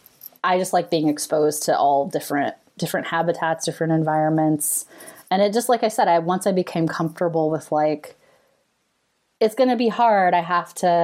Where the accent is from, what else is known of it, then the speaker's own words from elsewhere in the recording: California, United States; I grew up in California